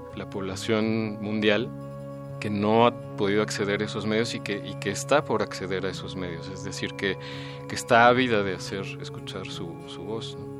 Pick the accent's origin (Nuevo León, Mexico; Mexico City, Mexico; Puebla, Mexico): Mexico City, Mexico; ahí en Coyoacán, que fue donde yo nací